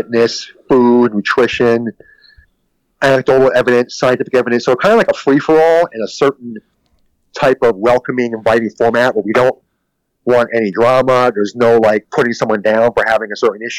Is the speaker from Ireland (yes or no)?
no; Philadelphia, Pennsylvania, United States; I'm from East Coast. I'm Philadelphia.